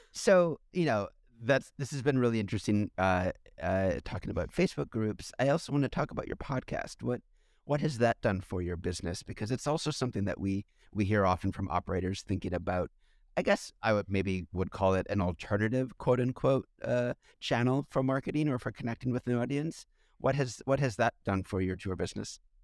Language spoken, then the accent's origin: English; United States; I'm an American